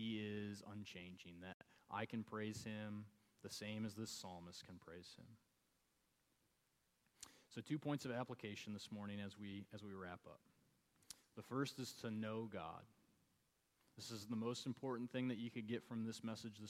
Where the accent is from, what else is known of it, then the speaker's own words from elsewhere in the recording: Michigan, United States; moved away; I grew up in Michigan